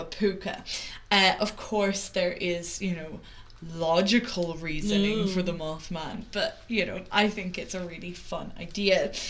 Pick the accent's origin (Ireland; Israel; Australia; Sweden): Ireland; Wexford, Leinster; where I grew up in Wexford